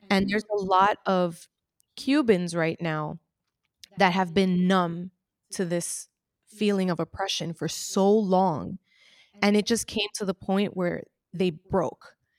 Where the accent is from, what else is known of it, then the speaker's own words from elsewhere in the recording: United States; Even though I was born in the United States